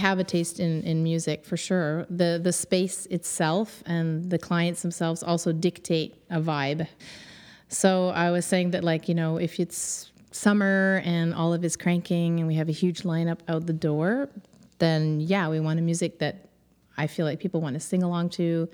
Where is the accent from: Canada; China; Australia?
Canada; Kingston, Ontario; moved away as an adult; now in Montreal, Canada; I grew up in Ontario. I'm from Kingston, Ontario, a little small town